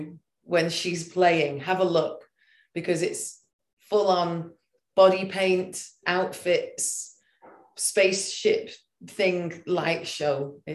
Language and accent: English; England, United Kingdom; being English, we don't pronounce things very well.